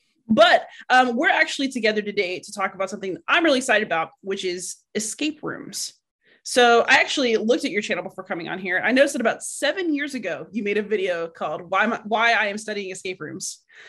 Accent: Texas, United States; I'm a Texan, actually.

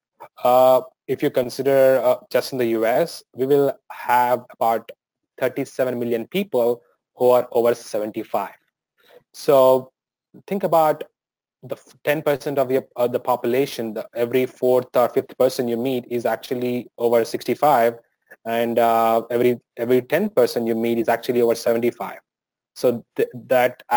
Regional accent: India; moved away as an adult; now in United States; living in India and growing up in India, that makes a lot of difference

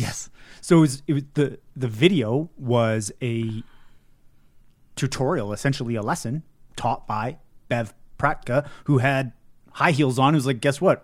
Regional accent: Canada; it's part of being a Canadian, though.

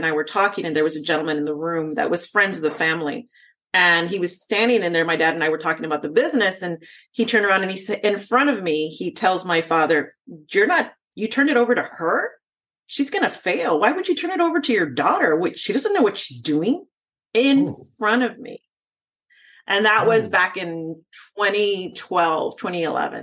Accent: Texas, United States; I'm from Texas

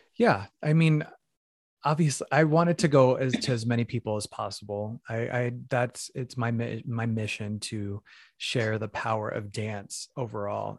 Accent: Phoenix, Arizona, United States; moved away; I'm from Phoenix, Arizona originally, uh, Mexican American

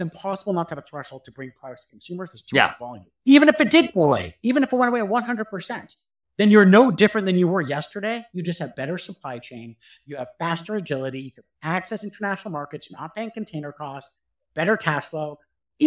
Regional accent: Canada; As a Canadian

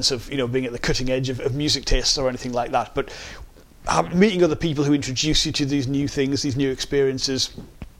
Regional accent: Sunderland, North East England, United Kingdom; accent: Sunderland; moved away as an adult; now in Greater Manchester, United Kingdom; I'm really proud to have grown up in the Northeast, to be from Sunderland, but I went just a few weeks after my 18th birthday, I arrived in Manchester in 1998

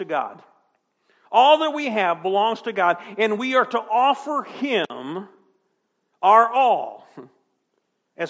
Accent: United States; American citizens

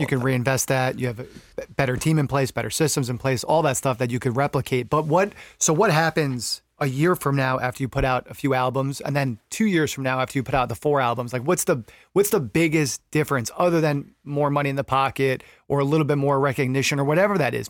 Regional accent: New York, United States; I come from New York

